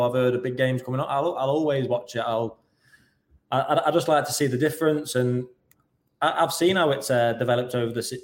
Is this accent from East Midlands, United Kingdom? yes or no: no; Stoke-on-Trent, West Midlands, United Kingdom; moved away as an adult; growing up in Stoke and having the love for Stoke